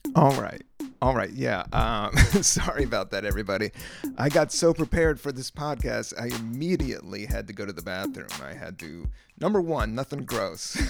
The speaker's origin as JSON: {"language": "English", "town": "Washington", "region": "District of Columbia", "country": "United States", "tie": "born or raised there", "said": "I grew up in Washington, D C"}